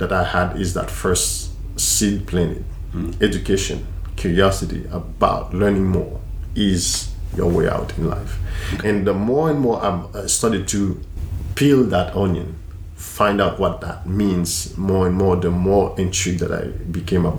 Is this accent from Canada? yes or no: no; Haiti; moved away as an adult; I grew up in Haiti